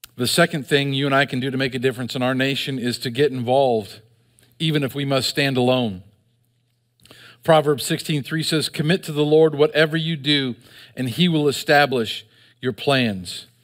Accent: United States; We as an American people

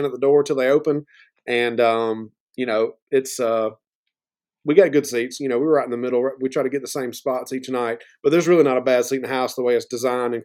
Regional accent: Georgia, United States; I'm from Georgia

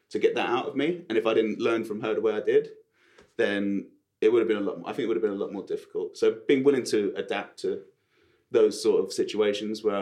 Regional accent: Sutton, London, United Kingdom; So I came from Sutton, where you don't pronounce your T's and you talk like that.

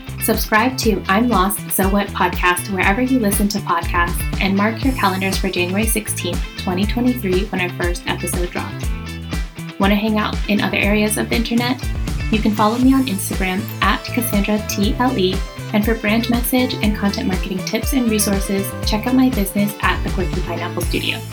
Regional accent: United States; moved away as an adult; now in Spain; Being a Vietnamese American, immigrant living in Spain, having multiple homes

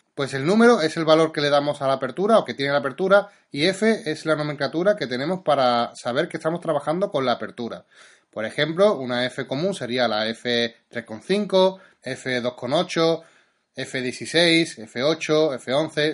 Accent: Seville, Andalusia, Spain; yo soy de Sevilla

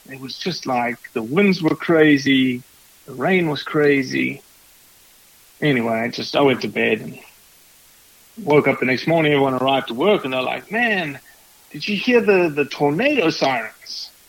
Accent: South Africa; now in Mississippi, United States; I wore green and gold representing South Africa because it was the way for me, beyond my accent, for me to get recognized in the Grove.

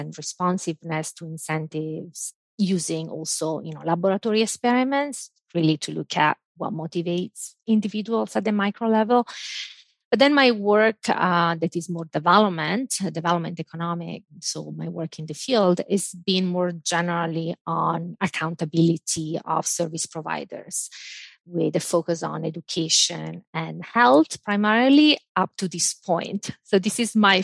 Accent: Italy; moved away; I grew up in Italy

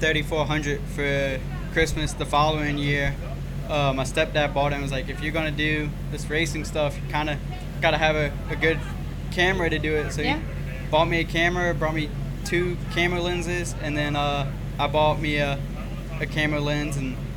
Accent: Richmond, Virginia, United States; moved away as an adult; now in Mooresville, United States; So I live in Mooresville, North Carolina. I'm from Richmond, Virginia. Moved down here 2 years ago

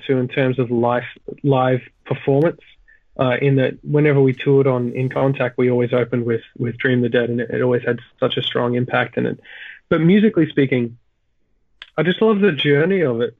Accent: Australia; I'm from Australia

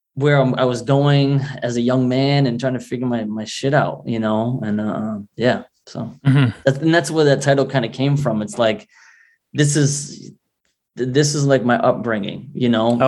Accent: Rhode Island, United States; Rhode Island's a working class state.

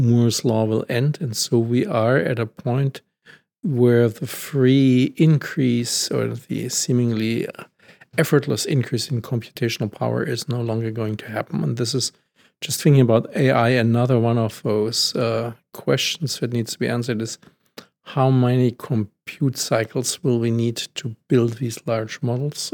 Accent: Germany; I'm from Germany

